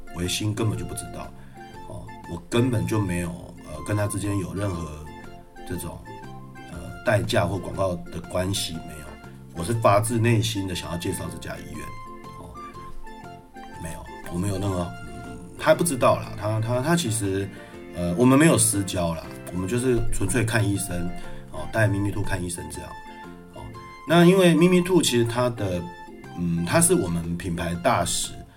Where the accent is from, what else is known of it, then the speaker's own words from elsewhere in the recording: Yilan, Yilan County, Taiwan; moved away; 在我的老家宜兰那边